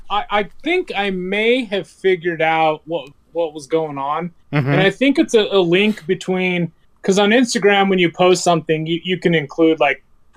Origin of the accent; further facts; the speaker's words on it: Utah, United States; moved away as an adult; also born or lived in Arizona; I was born and raised here in Utah, just like you guys were. And I remember moving to Arizona